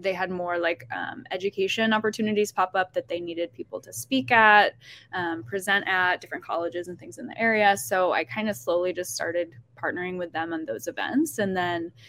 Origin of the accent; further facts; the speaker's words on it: Syracuse, New York, United States; I'm from Syracuse, New York.